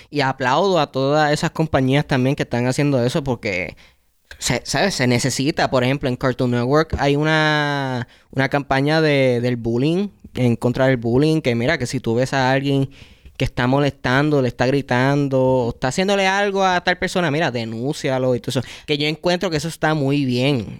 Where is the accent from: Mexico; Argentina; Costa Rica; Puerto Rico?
Puerto Rico; en mi familia, todas los que son cartoons, series graciosas y todo eso, eran en inglés, porque ya habíamos llegado al punto de cable TV, donde todos los canales, pues los, canales que te ofrecían en Puerto Rico eran de los Estados Unidos